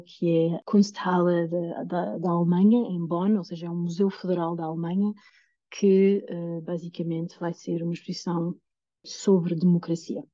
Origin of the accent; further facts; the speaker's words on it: Lisbon, Portugal; moved away; eu venho de Lisboa